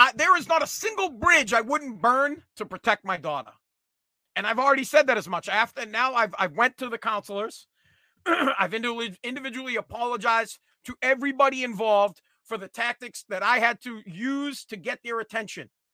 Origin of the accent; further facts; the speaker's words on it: Revere, Massachusetts, United States; I'm from Revere, Massachusetts